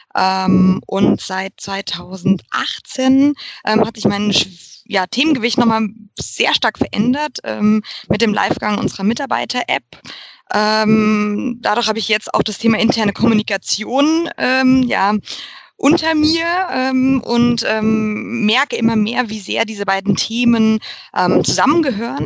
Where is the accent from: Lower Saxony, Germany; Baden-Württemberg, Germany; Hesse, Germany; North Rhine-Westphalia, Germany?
Hesse, Germany; Frankfurt; now in Munich, Germany; Ursprünglich komme ich aus Frankfurt